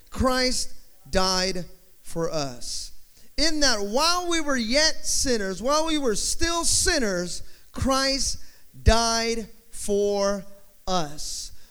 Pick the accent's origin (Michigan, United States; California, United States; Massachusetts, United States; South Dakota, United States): California, United States; Rancho Cucamonga; I'm from Southern California.